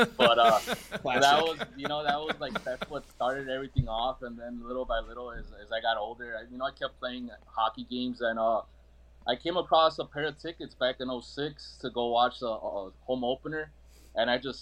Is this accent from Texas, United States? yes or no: no; Chicago, Illinois, United States; being a Chicagoan